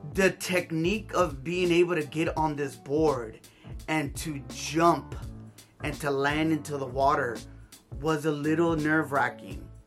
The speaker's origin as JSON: {"language": "English", "town": "Hawthorne", "region": "California", "country": "United States", "tie": "born or raised there", "said": "I grew up here in South Bay, California, specifically in Hawthorne, California"}